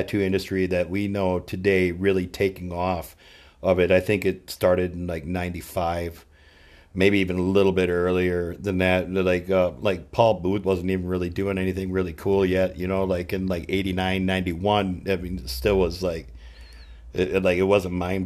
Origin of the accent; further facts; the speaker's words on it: Mora, Minnesota, United States; moved away as an adult; also born or lived in Austin, Texas / California; I grew up in Mora, about 30 minutes north of my tattoo shop.